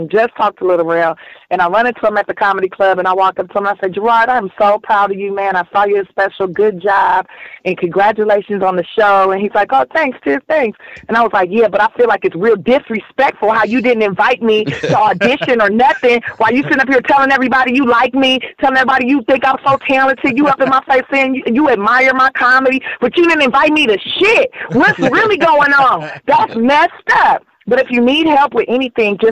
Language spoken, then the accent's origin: English; Los Angeles, California, United States; I grew up here in South Central Los Angeles